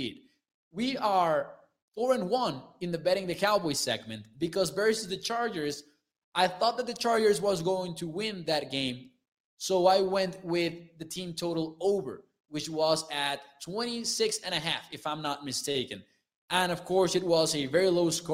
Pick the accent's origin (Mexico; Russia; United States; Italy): Mexico; I'm from Mexico, so I'm 22 years old